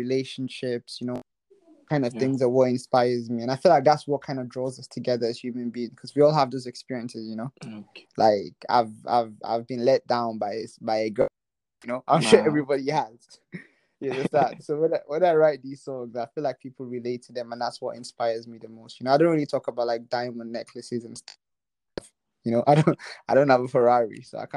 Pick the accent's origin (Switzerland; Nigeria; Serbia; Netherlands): Nigeria; moved away; I'm originally Nigerian